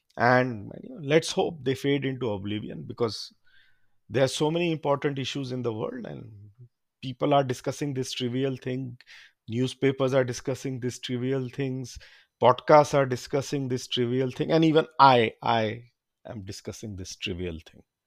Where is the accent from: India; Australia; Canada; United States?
India; also born or lived in London; I'm from India